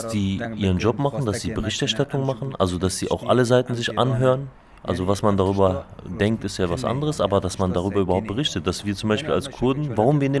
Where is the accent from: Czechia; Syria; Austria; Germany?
Syria; northern Syria; German is a second language; Also ich bin selber aus Rojava, aus Nordsyrien